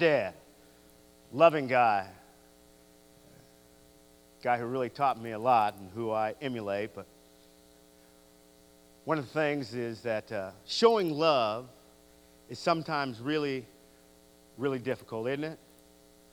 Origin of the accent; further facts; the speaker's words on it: San Leandro, California, United States; now in Victorville, United States; growing up in the Church of Christ in San Leandro, California